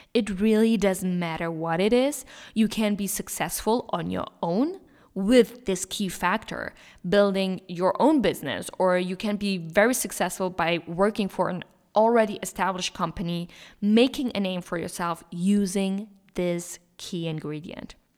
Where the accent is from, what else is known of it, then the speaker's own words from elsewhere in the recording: Germany; moved away as an adult; now in Switzerland; I'm from Germany. However, I do live in Switzerland and graduated university here.